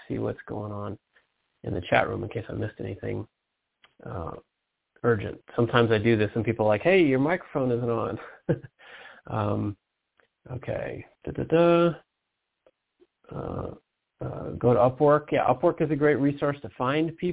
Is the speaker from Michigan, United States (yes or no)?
yes; Detroit, Michigan, United States; moved away; I'm from Detroit